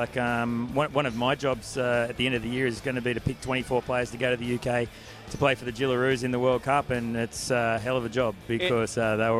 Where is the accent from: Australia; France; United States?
Australia; Central Coast, New South Wales; moved away as an adult; Yeah, I did grow up here. Spent probably to the age of about 17, 18, and then I moved out west, and I've been all over the countryside and back here again today